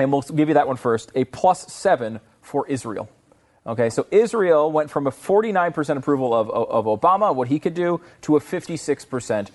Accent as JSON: {"language": "English", "country": "Canada", "also_born_or_lived": "United States", "moved": "yes", "said": "a Canadian sports celebrity"}